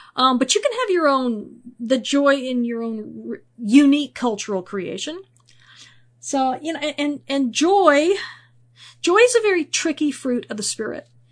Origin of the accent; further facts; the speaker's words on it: United States; speaking as an American here.